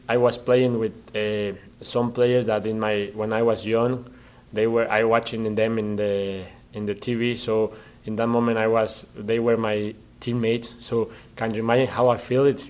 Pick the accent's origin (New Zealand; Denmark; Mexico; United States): Mexico; English is a second language; moved away; I was the first Mexican player to play in Scotland